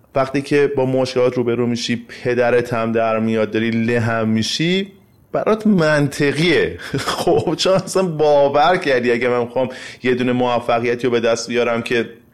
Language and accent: Persian; Iran; به عنوان یک ایرانی